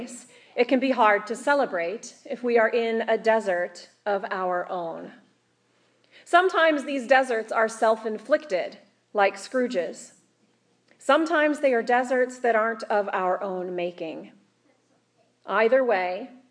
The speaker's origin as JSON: {"language": "English", "region": "Kansas", "country": "United States", "tie": "born or raised there", "said": "growing up in Kansas"}